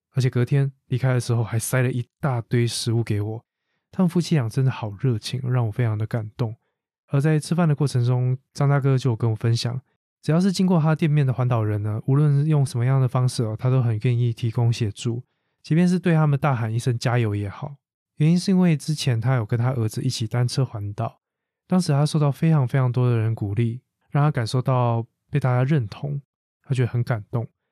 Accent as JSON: {"language": "Chinese", "country": "Taiwan", "tie": "born or raised there", "said": "把台湾 ，我的家乡这么美丽的一个地方"}